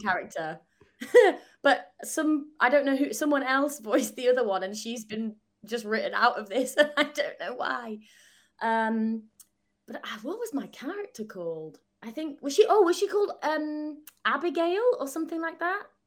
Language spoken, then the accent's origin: English; Southport, North West England, United Kingdom; accent: northern; moved away as an adult; now in London, United Kingdom; I'm from Southport, so South, like, opposite Blackpool